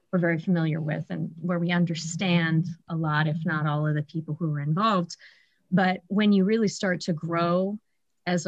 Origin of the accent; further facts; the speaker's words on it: Columbus, Ohio, United States; moved away as an adult; also born or lived in Cleveland, Ohio / Oregon; now in Michigan, United States; I grew up in Ohio